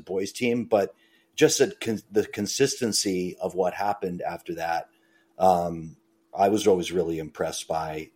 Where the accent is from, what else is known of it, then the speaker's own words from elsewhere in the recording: Braintree, Massachusetts, United States; I grew up in Braintree, and I wanted to do high school swimming